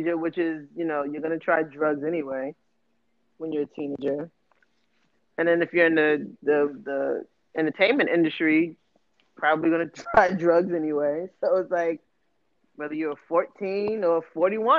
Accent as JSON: {"language": "English", "town": "New York City", "region": "New York", "country": "United States", "tie": "born or raised there", "said": "We grew up in New York City where niggas ain't have $20 to their name, but was high"}